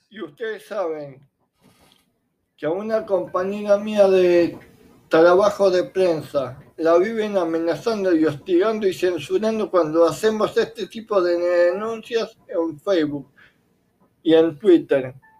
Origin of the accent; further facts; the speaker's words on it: Argentina; Como argentinos